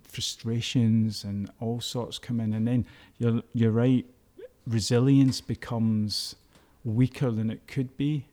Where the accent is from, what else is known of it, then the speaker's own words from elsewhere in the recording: Glasgow, Scotland, United Kingdom; I was brought up in East End of Glasgow